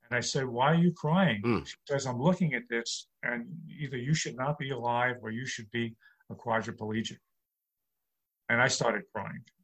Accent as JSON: {"language": "English", "town": "New York City", "region": "New York", "country": "United States", "tie": "born or raised there", "lives_now": "Long Island, United States", "said": "Right. I'm born and bred in New York"}